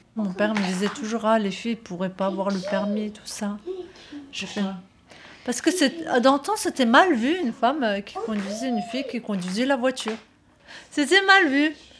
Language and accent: French; Strasbourg, Grand Est, France; j'étais que sur Strasbourg. Je suis née à Strasbourg, je suis restée que sur Strasbourg.